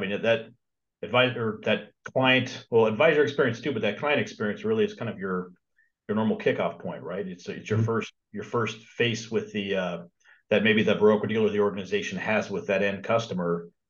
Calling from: California, United States; Southern California.

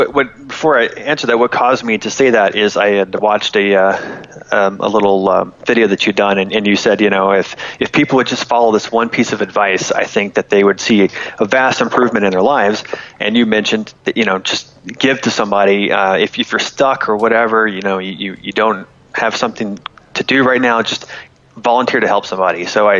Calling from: Florida, United States; I'm in Florida.

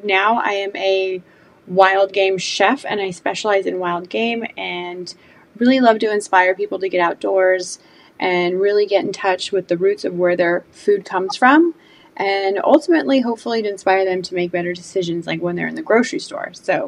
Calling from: Georgia, United States; I am in Georgia

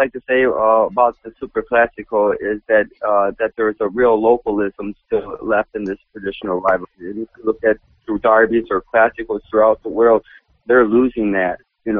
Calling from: Milwaukee, Wisconsin, United States; Oh, no, in Milwaukee, Wisconsin.

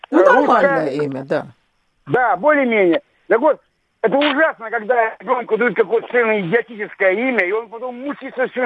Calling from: Krasnoyarsk, Krasnoyarsk Krai, Russia; Я звоню вам из Красноярска.

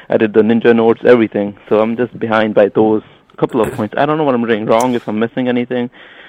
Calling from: New York, United States; I'm calling from New York.

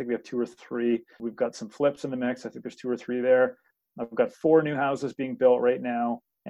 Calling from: Oshawa, Ontario, Canada; I am in Oshawa today.

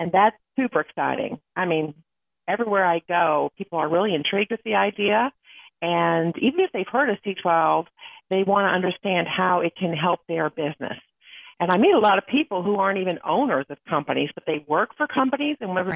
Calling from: Atlanta, Georgia, United States; I'm calling in from Atlanta, Georgia.

